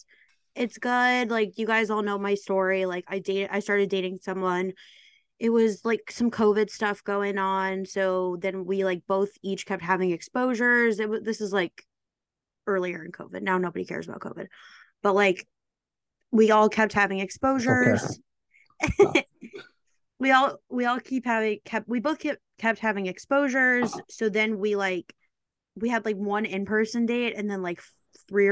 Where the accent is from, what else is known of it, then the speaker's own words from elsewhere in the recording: Midwest, United States; now in New York, United States; I'm from the Midwest